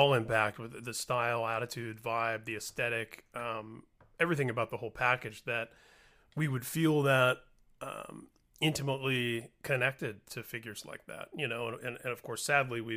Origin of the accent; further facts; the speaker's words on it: Indiana, United States; Some very close friends that I grew up with in Indiana